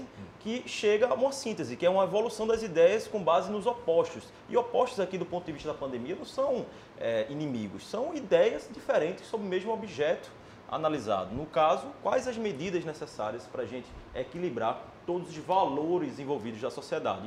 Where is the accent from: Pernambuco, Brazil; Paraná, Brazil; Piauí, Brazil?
Pernambuco, Brazil; now in Porto Alegre, Brazil; sou é, natural de Pernambuco, é, mas já um gaúcho, um porto-alegrense